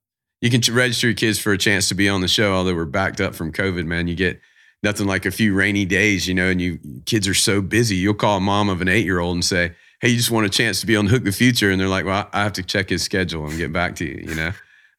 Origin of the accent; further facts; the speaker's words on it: the South, United States; I'm from the South, man. So I'm, you know, don't lie. I'm a NASCAR fan. Grew up in NASCAR.